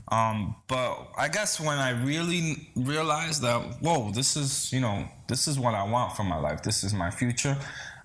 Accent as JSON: {"language": "English", "town": "New York City", "region": "New York", "country": "United States", "tie": "born or raised there", "also_born_or_lived": "Dominican Republic", "said": "I'm Cuban and Dominican, born and raised in the Bronx. Raised in Dominican Republic till I was about 7 years old."}